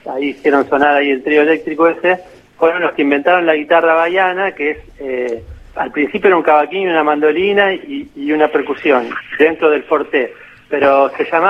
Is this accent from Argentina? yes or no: yes; Argentina; yo toco esa guitarra, yo soy el, segundo argentino que toca esa guitarra.